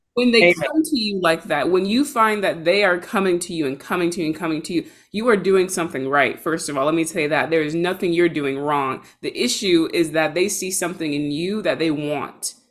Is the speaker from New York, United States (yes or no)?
no; Georgia, United States; now in Seattle, United States; I'm based in Seattle, but I'm from Georgia